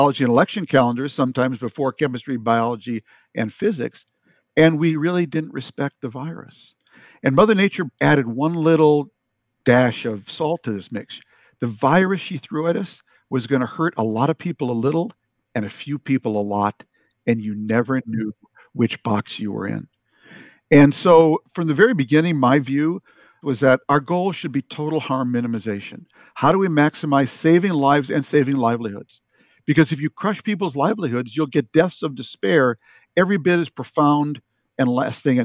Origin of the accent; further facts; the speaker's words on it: Minnesota, United States; I am from Minnesota